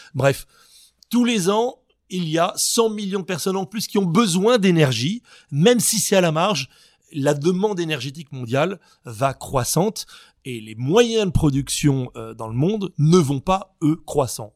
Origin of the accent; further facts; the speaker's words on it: France; chez nous, en Occident, en France